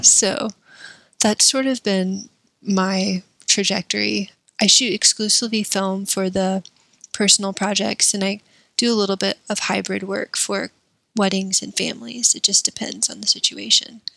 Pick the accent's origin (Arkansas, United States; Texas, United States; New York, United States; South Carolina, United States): South Carolina, United States; Columbia; moved away as an adult; also born or lived in Tupelo, Mississippi; I was raised in South Carolina